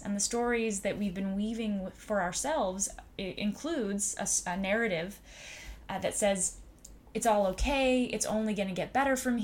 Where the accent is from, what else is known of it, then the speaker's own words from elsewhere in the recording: United States; I was born here in America